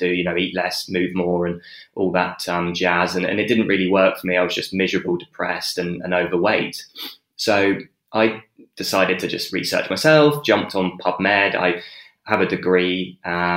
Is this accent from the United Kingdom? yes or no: yes; Dorset, South West England, United Kingdom; moved away as an adult; now in Perth, Australia; I grew up in Dorset, which is south coast.